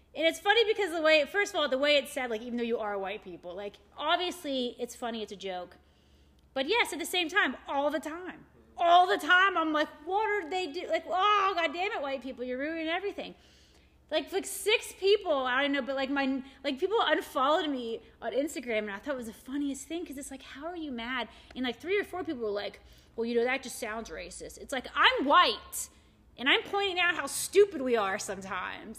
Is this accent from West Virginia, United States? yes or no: yes; Morgantown, West Virginia, United States; my hometown. You know, mm-hmm. Morgantown's not that big